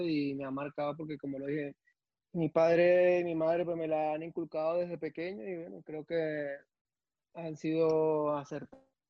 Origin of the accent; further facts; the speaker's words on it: Caracas, Capital District, Venezuela; moved away as an adult; also born or lived in Belgium; vengo del 23 de enero de, Caracas, de la parroquia